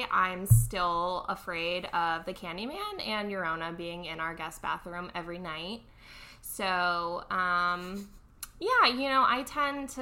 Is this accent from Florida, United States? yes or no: yes; Tampa, Florida, United States; growing up in Tampa